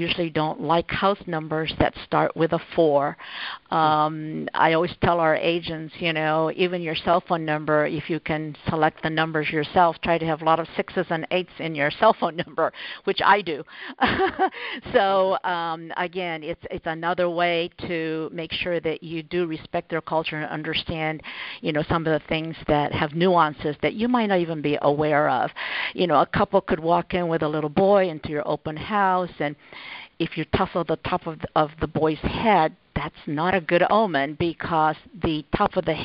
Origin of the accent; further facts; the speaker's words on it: Japan; moved away; I grew up in Japan